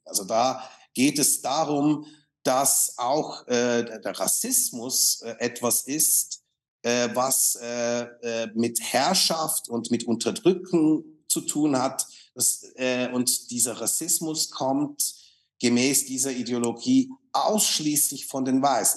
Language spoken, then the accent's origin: German; Switzerland; ich bin Schweizer